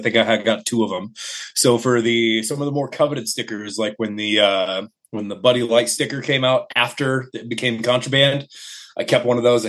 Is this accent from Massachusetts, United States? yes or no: no; Omaha, Nebraska, United States; I was born in Omaha. I've been living around Omaha pretty much my entire life. So nice little Midwest area.